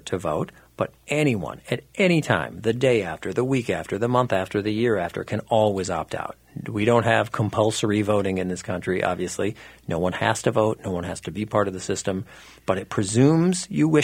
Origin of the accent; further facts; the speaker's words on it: Minnesota, United States; I was born and raised in Minnesota, but I went to school out of Minnesota